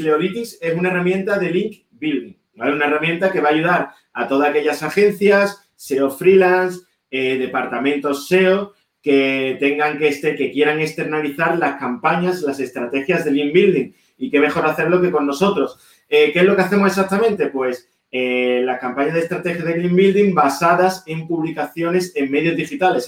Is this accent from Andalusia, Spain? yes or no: yes; Seville, Andalusia, Spain; moved away as an adult; also born or lived in Berlin, Germany; somos dos socios españoles, los dos de Sevilla